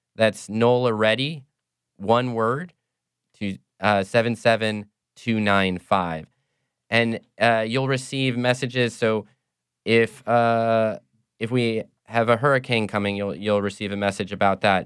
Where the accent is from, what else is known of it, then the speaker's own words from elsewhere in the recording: Cedar Rapids, Iowa, United States; moved away as an adult; now in New Orleans, United States; I'm not from New Orleans originally. I'm from, uh, Cedar Rapids, Iowa